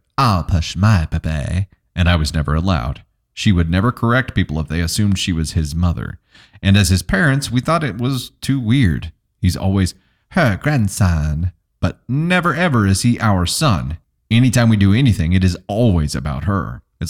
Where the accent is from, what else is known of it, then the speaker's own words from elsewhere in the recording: Joplin, Missouri, United States; nah, I'm from here. Or they'd be like, so where are you from? And I'd be like, oh yeah, I'm from Joplin, born and raised.